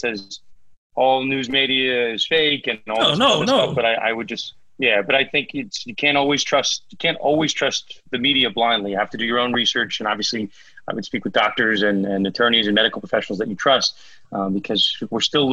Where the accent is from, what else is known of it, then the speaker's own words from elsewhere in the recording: Northeast, United States; I'm from the Northeast